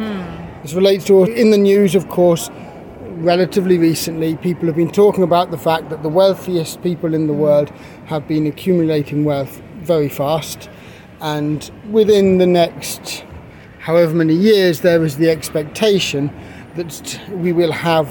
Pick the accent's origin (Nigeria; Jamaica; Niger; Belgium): Niger; moved away; also born or lived in Kenya; I grew up in Niger.